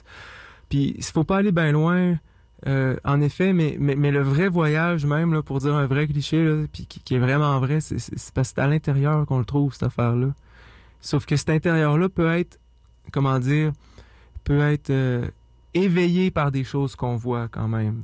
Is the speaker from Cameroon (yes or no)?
no; Saint-Joseph-de-la-Rive, Quebec, Canada; j'ai grandi en partie à Saint-Joseph-de-la-Rive